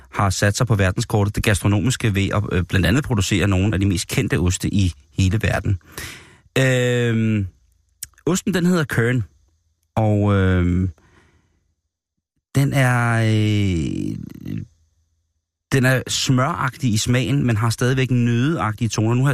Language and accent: Danish; Denmark; en konkurrence, hvor vi som danskere jo har været repræsenteret virkelig stolt og stærkt i mange år.